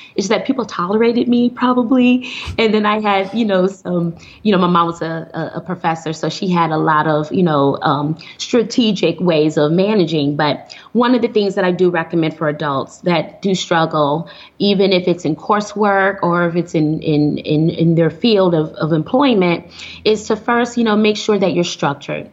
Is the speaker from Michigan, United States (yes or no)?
yes; Flint, Michigan, United States; now in Houston, United States; I'm originally from Flint, Michigan